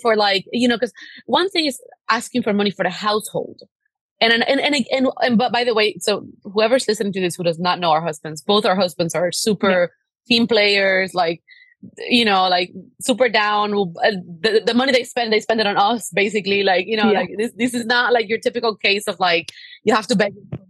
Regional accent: Cuba; now in United States; Like, I come from a very, very, very humble background. My parents, we come from Cuba. We had no human rights. My dad, like, swam across an ocean to give me freedom.

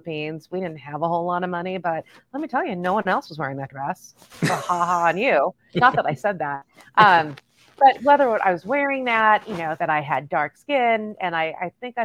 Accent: Los Angeles, California, United States; born and raised in East

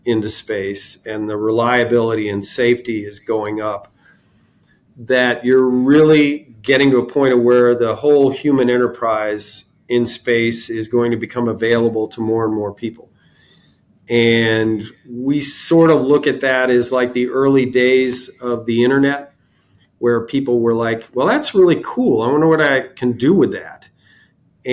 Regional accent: Cocoa Beach, Florida, United States; also born or lived in Miami, Florida; grew up in Cocoa Beach throughout the whole space program

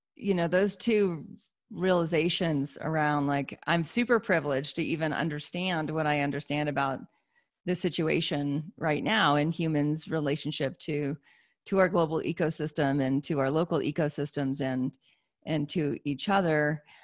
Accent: United States; I'm an American

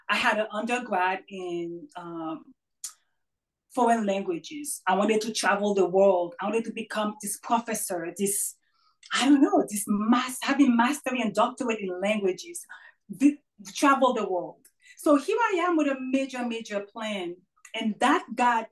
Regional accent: Haiti; moved away; I was raised in Haiti, born and raised in Haiti, strong Catholic religious background.

